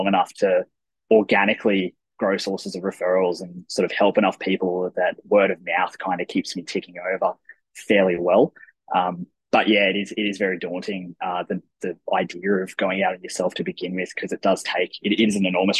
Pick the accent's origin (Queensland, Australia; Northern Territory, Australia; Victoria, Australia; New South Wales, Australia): Queensland, Australia; Toowoomba; now in Brisbane, Australia; I grew up in Toowoomba in Queensland